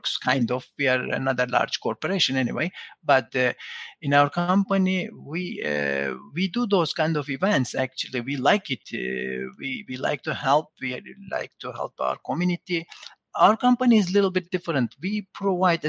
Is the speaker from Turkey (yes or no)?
yes; Turkey; moved away; I'm originally from Turkey